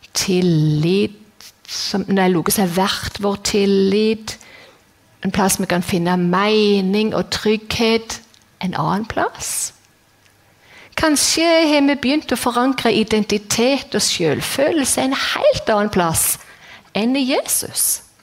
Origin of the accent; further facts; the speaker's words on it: Jæren, Rogaland, Norway; moved away as an adult; now in Kristiansand, Norway; jeg er jærbu, og Bryne er best